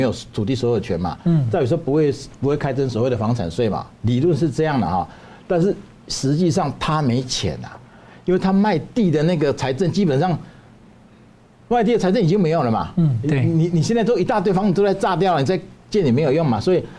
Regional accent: Taiwan; 我们台湾人要建立一个高度文明的国家，而不是因循苟且的国家。

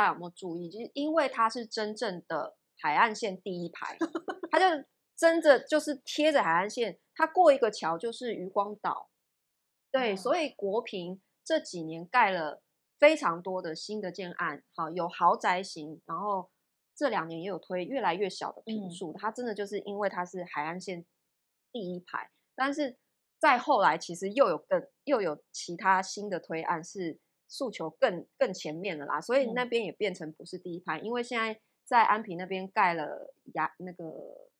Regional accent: Taichung, Taiwan; 因为我是台中人。

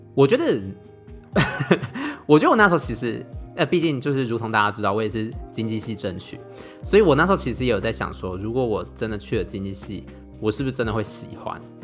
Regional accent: Taiwan; moved away as an adult; now in Germany; 像比如说我们台湾人跟外国人讲话，好像通常都会比较慢一点吧

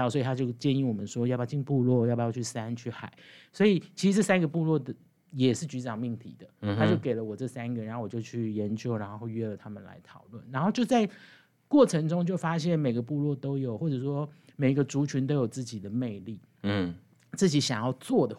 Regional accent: Chiayi, Taiwan

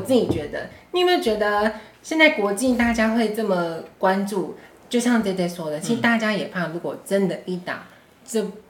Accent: Taiwan; 我们台湾人民

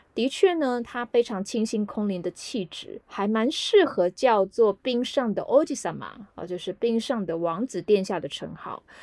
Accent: Taiwan; 并不是我们台湾人日常会从事的运动嘛

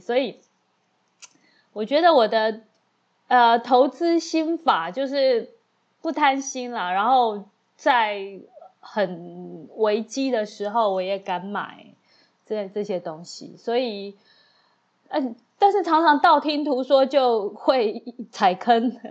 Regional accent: Taiwan; 我就是台湾人嘛

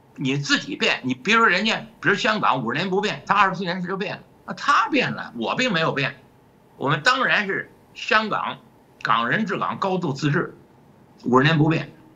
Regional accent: China; moved away as an adult; now in United States; 我们大陆

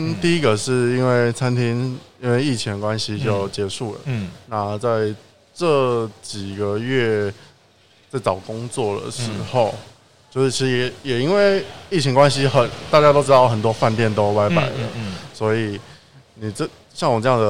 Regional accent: Gangshan, Kaohsiung, Taiwan; 呃，我从小时候的时候，那时候在冈山，呃，最近可能啊，应该是有保留成功的保留下来的新兴市场。哦，对，那那是我孩提时候，我外婆家在那边。

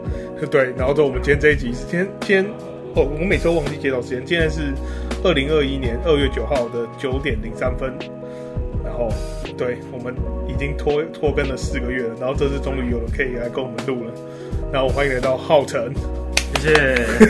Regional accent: Houli, Taichung, Taiwan; moved away; 还好我今天回到了我家乡后里

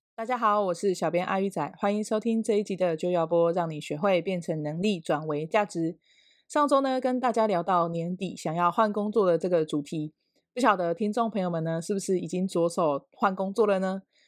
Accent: Ruisui, Hualien County, Taiwan; 只有我一个是住就是花莲的瑞穗这样

